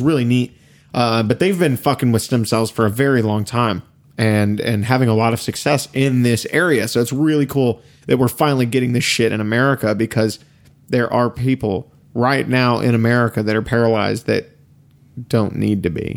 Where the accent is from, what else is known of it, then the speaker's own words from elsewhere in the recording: East Texas, United States; we're both from East Texas